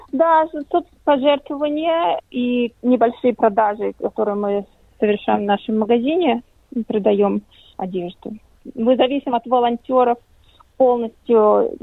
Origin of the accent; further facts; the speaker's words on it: Latvia; now in Australia; я лично из Латвии